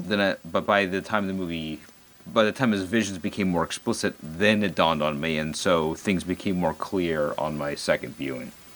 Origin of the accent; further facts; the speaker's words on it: United States; being an American